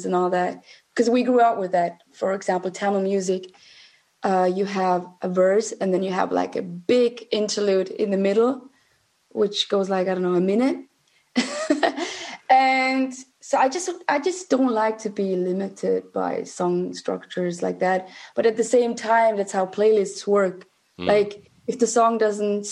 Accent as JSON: {"language": "English", "region": "St. Gallen", "country": "Switzerland", "tie": "born or raised there", "also_born_or_lived": "Zurich", "said": "Home was in St. Gallen, which is a small town in Switzerland. I was born and raised in Switzerland."}